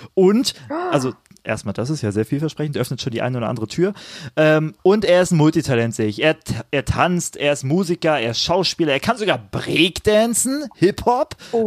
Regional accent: Cottbus, Brandenburg, Germany; moved away as an adult; also born or lived in Jena; über Cottbus ja. zu hören, über meine Heimat zu hören

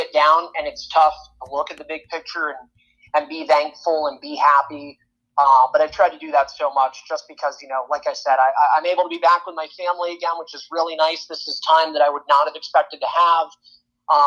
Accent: Sunbury, Pennsylvania, United States; moved away as an adult; also born or lived in Peoria, Illinois; I'm from Pennsylvania, so in a little town of nowhere called Suntbury, PA

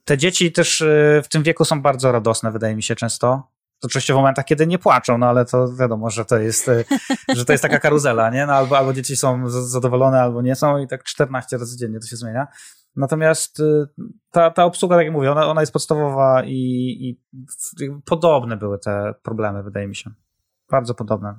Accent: Zielona Góra, Lubusz Voivodeship, Poland; moved away as an adult; also born or lived in Kraków; zawsze chcieliśmy wrócić do Zielonej Góry, bo my z Zielonej Góry, e, oryginalnie, e, jesteśmy

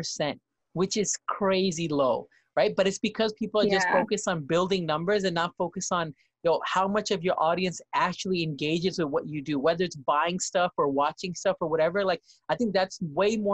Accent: New York, United States; moved away; both me and him both were from New York

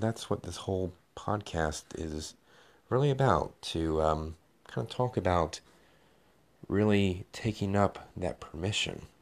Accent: Knoxville, Tennessee, United States; I am from Knoxville, Tennessee

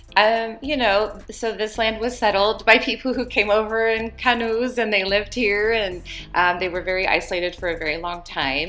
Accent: California, United States; moved away as an adult; also born or lived in Africa; now in Hawaii, United States; I'm originally from California, but Hawaii is where I call home now.

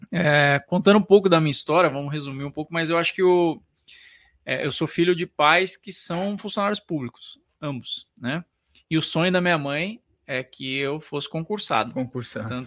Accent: Penápolis, São Paulo, Brazil; born there; also born or lived in Paraná / Piracicaba; Na época eu estava em Piracicaba, eu nasci em Penápolis, estudei no Paraná e fui para Piracicaba depois.

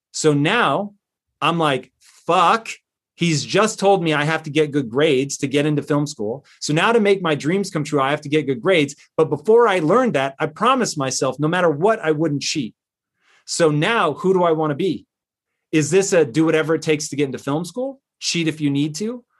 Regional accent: Tacoma, Washington, United States; I grew up in Tacoma, Washington

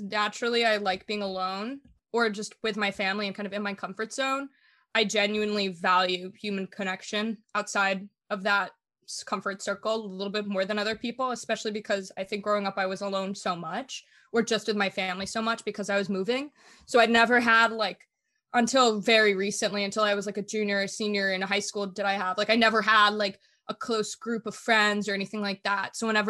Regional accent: Germany; I grew up moving a lot. I grew up in Germany, and my dad worked for the government. So we moved normally, it's like every 3 years

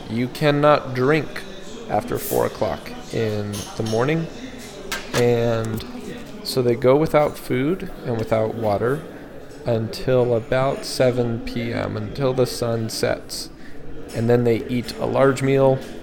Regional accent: Colorado, United States; moved away; I was from Colorado

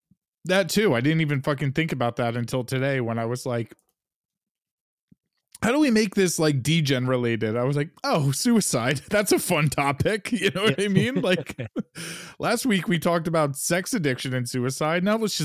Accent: New York, United States; now in Los Angeles, United States; And you and I are both from like cold parts of the United States. Like I'm from New York and you're from fucking Michigan and outside of Detroit.

